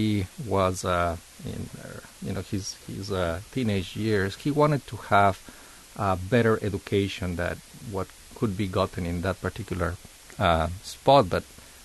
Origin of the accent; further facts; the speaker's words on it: Quito, Pichincha, Ecuador; moved away as an adult; now in Athens, Ohio, United States; I was born in Quito. Quito is the capital of Ecuador.